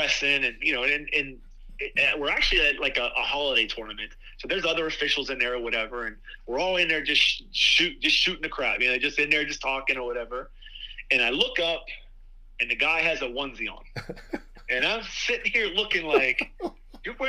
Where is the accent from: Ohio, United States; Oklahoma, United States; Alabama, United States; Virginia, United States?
Ohio, United States; Bellaire; moved away as an adult; now in Steubenville, United States; I'm from Bel Air, Ohio.